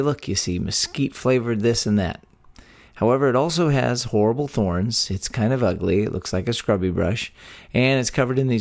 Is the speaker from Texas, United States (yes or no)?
yes; Texas, United States; born or raised there